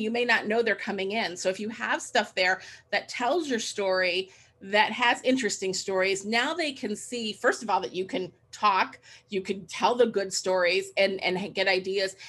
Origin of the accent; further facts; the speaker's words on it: Cleveland, Ohio, United States; I moved back to my hometown in Cleveland, Ohio